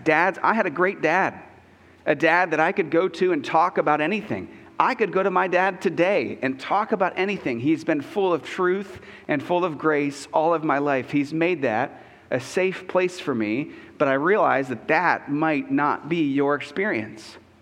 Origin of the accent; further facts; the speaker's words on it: United States; I'm an American